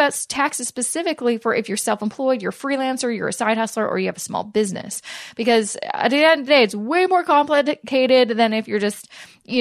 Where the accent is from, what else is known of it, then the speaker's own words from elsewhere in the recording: Canada; I'm Canadian. Lisa's Canadian. We are Canadians, and we do Canadian taxes